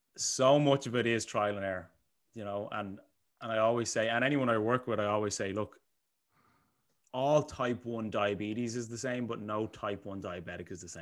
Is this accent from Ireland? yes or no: yes; Bray, Leinster, Ireland; I am from Bray, the sunny, the sunny coastal side of Bray.